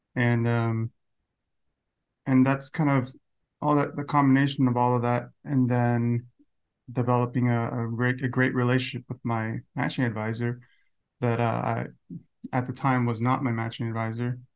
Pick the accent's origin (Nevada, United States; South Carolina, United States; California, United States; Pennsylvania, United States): Nevada, United States; Las Vegas; from, uh, Las Vegas, twenty-nine.